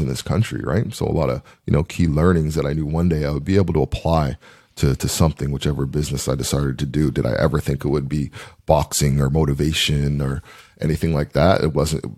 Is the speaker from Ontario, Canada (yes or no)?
no; Dartmouth, Nova Scotia, Canada; also born or lived in Ottawa; I actually played football in grade 10 uh, at Dartmouth High